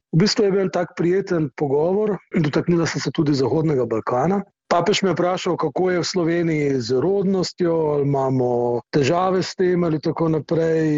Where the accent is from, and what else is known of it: Slovenia